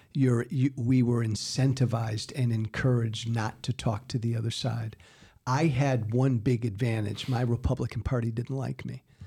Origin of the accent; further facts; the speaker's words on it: United States; as an American